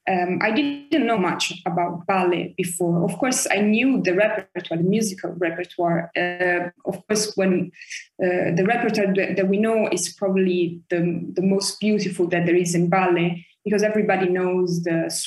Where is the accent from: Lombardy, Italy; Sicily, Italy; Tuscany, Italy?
Tuscany, Italy; Florence; moved away as an adult; also born or lived in Paris, France / Germany / Michigan, United States; now in London, United Kingdom; Florence. I was born in Paris, actually.